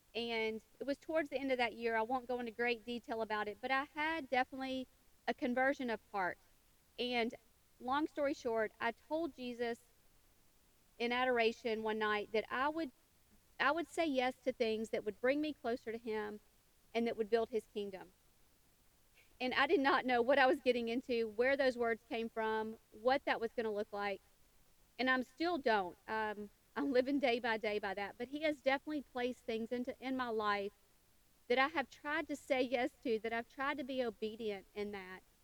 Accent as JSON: {"language": "English", "region": "western Tennessee", "country": "United States", "tie": "born or raised there", "said": "I was born and raised in a small town in western Tennessee"}